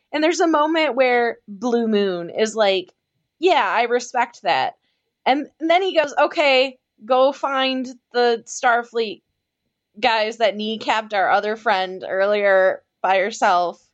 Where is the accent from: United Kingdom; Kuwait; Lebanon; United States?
United States; Michigan; I'm from Michigan